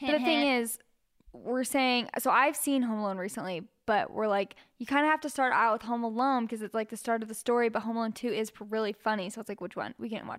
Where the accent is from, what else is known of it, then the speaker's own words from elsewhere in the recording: Germany; English is a second language; I'm from Germany and here it is very normal to set up the tree on Christmas Eve or just a couple of days before.